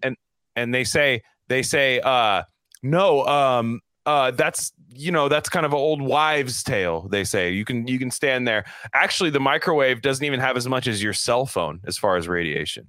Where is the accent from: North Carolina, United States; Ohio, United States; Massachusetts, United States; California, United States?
California, United States; I'm from California